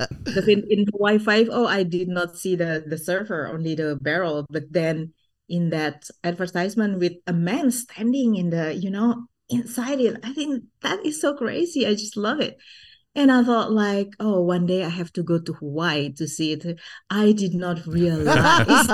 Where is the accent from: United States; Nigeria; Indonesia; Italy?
Indonesia; Bandung, West Java; first language Sundanese; English is a second language; I was born and raised in Bandung, West Java